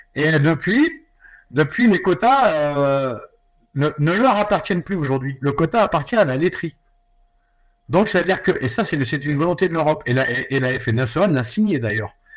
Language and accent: French; France; nous chez nous, en France